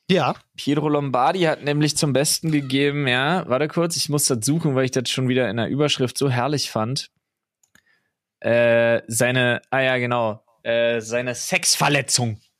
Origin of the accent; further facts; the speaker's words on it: Berlin, Germany; Also selbst als Berliner bin ich wild, überrascht.